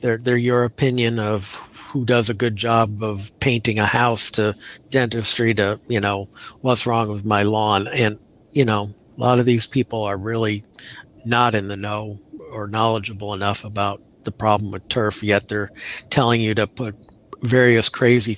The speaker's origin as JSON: {"language": "English", "town": "Milwaukee", "region": "Wisconsin", "country": "United States", "tie": "born or raised there", "moved": "yes", "lives_now": "Florida, United States", "said": "growing up in Milwaukee"}